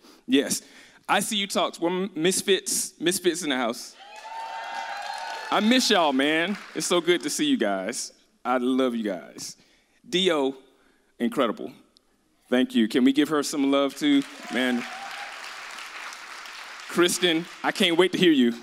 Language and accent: English; Birmingham, Alabama, United States; I'm from Birmingham, Alabama